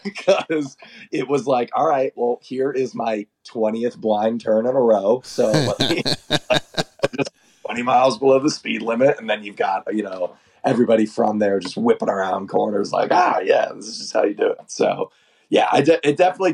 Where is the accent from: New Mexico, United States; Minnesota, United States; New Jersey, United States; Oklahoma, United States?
Oklahoma, United States; I'm the guy from Oklahoma